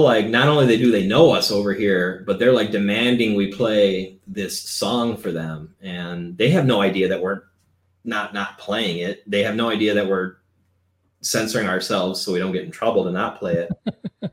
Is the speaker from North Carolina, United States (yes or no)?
no; Cleveland, Ohio, United States; We're from Cleveland